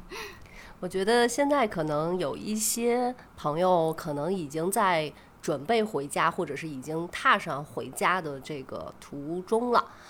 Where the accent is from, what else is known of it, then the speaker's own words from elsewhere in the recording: Heze, Shandong, China; moved away as an adult; also born or lived in Nanchang, Jiangxi; 我老家是山东菏泽嘛，就是它其实嗯。是从南到北那个京九铁路线的第一站